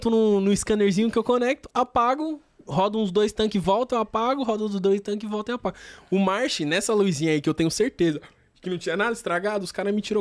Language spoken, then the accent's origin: Portuguese; Taboão da Serra, São Paulo, Brazil; e como eu sou do Taboão tá muita gente que me segue é do Taboão